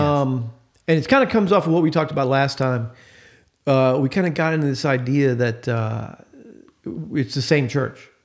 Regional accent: United States; I love being American

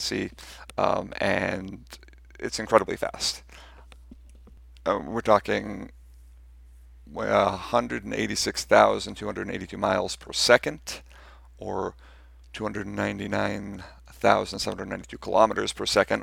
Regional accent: United States; I'm, I'm American

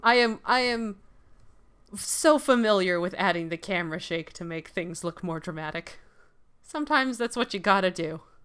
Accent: Canada; Our Canadian sensibilities

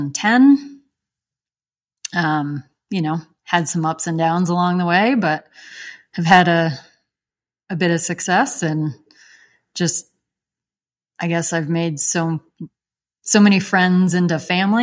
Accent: upstate New York, United States; moved away as an adult; also born or lived in Western Massachusetts; I grew up in upstate New York, so country

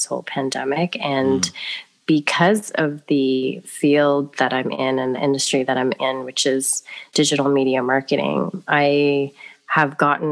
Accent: Ottawa, Ontario, Canada; also born or lived in Davao, Philippines; born in Davao, Philippines, adopted and raised in Ottawa, Canada

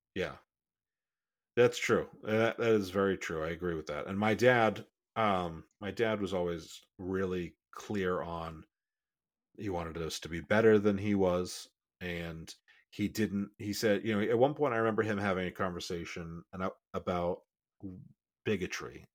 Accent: Massachusetts, United States; I grew up in Massachusetts

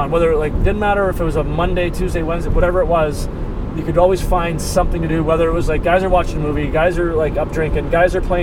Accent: Canada; moved away; we grew up in Canada

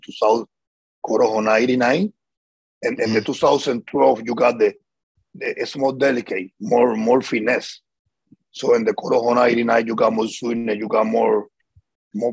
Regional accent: Havana, Cuba; moved away as an adult; now in Miami, United States; we grew up there in Cuba

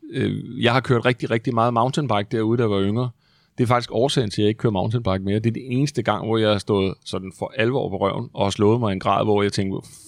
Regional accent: Aarhus, Central Denmark Region, Denmark; now in Roskilde, Denmark; oprindeligt kommer jeg fra Aarhus.

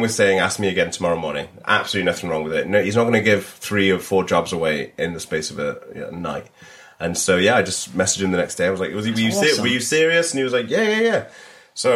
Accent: Cardiff, Wales, United Kingdom; Cardiff. Yeah. I went to Ysgol y Wern

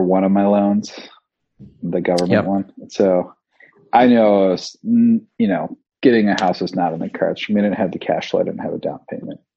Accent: West Michigan, United States; also born or lived in Royal Oak, Michigan; I grew up in West Michigan

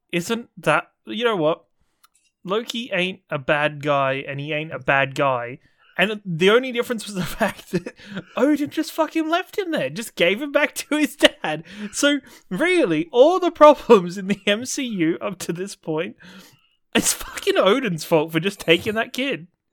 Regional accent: England, United Kingdom; as an English person.

